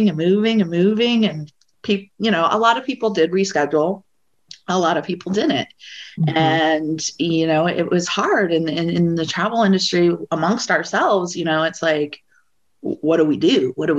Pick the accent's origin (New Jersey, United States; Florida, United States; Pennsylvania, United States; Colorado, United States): Colorado, United States; moved away as an adult; now in Washington, DC, United States; I'm originally from the West. I'm from Colorado. I moved out to DC